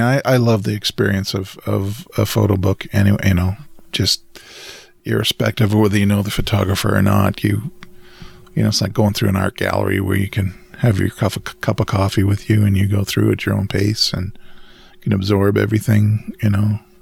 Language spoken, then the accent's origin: English; Western Canada, Canada; as a Canadian, particularly Western Canadian